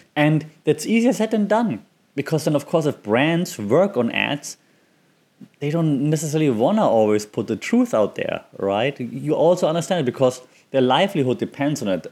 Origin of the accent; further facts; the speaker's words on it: Germany; I'm from Germany